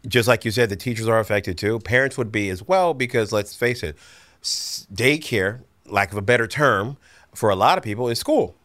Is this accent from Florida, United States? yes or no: yes; Florida, United States; grew up in Florida. We never had snow